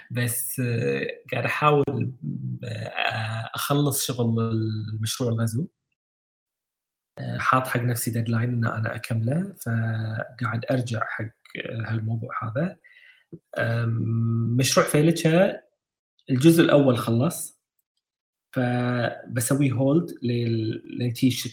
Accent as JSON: {"language": "Arabic", "country": "Kuwait", "tie": "born or raised there", "said": "الحظر الكلي كان عندنا بالكويت وكان من مجابل النخل احنا بيتنا انا غرفتي قدام الحديقه وحديقتنا فيها اربع نخلات وهالنخلات هذه يعني من وانا صغير انتقلوا معنا من بيت لبيت"}